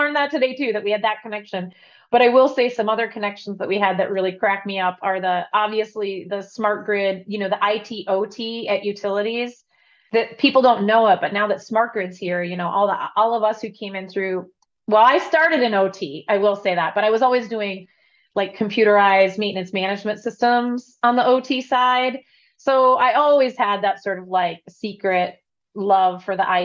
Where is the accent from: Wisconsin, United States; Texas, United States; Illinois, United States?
Wisconsin, United States; Madison; I grew up in Madison, Wisconsin, which had this really liberal, crunchy vibe.